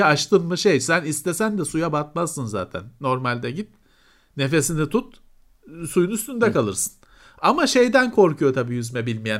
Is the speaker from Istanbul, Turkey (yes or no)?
yes; Istanbul, Turkey